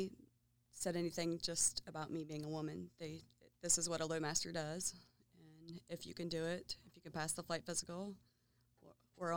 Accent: Williamstown, West Virginia, United States; I grew up in Williamstown, West Virginia.

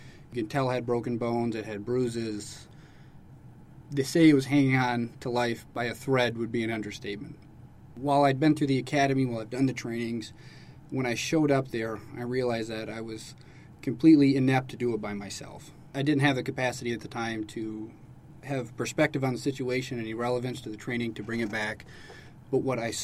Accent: Michigan, United States; moved away as an adult; also born or lived in Alaska; now in Langley Air Force Base, United States; I'm from Michigan

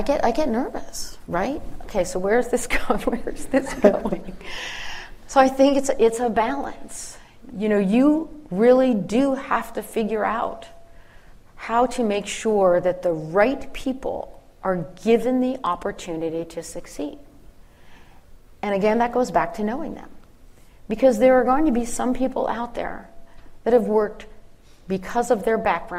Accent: Philadelphia, Pennsylvania, United States; I'm from the Philly area

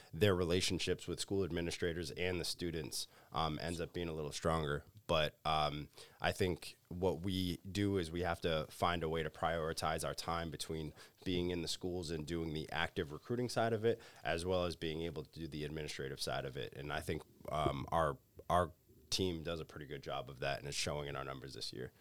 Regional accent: Acushnet, Massachusetts, United States; I'm originally from the South Coast area, so, uh, grew up in Acushnet, New Bedford

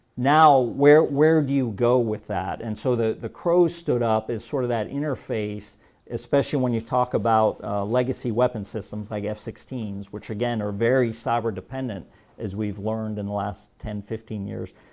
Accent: Germany; moved away; I was born and raised in Germany. So I speak fluent German.

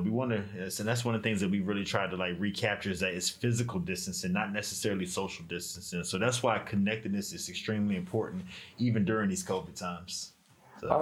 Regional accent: Norfolk, Virginia, United States; moved away; I'm originally from uh, Norfolk, Virginia

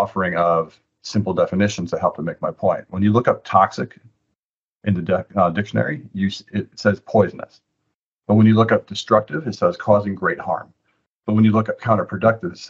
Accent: Antigo, Wisconsin, United States; moved away as an adult; also born or lived in Austin, Texas; now in Washington, D.C., United States; I'm from Antigo, Wisconsin, way up north, about 90 minutes away from the Packer Stadium.

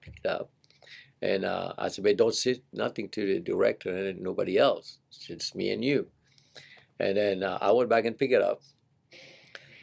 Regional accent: Seychelles; moved away as an adult; also born or lived in San Jose, California; now in United States; I'm from the Seychelles Island. We eat a lot of curry

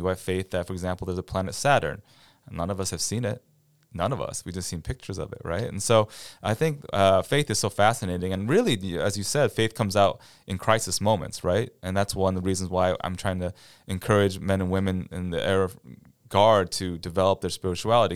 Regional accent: Cleveland, Ohio, United States; moved away as an adult; also born or lived in Boston; now in Quincy, United States; I'm originally from Ohio, near Cleveland, Ohio.

